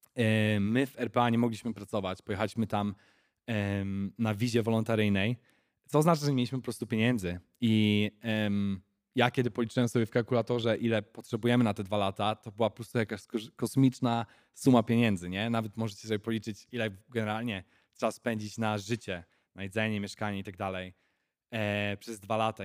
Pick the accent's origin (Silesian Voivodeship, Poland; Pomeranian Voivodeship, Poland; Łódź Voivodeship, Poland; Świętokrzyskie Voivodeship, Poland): Pomeranian Voivodeship, Poland; Chojnice; moved away as an adult; also born or lived in England; now in South Africa; ja pochodzę z Chojnic chyba, tak bym powiedział. Takie mała miejscowość na Pomorzu.